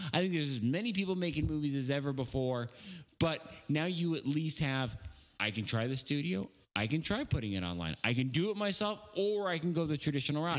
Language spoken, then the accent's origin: English; the Northwest, Pacific Northwest, United States; I'm from the Northwest